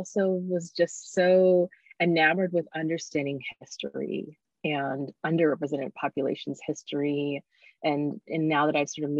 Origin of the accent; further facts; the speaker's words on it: Eugene, Oregon, United States; also born or lived in Zambia; I actually was born in Zambia, moved here. But really all I've ever known is Eugene in terms of like my growing foundation